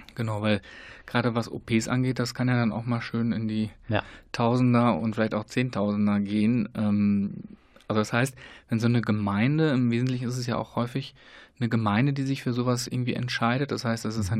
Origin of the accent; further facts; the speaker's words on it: Germany; wir als Deutsche, Deutschland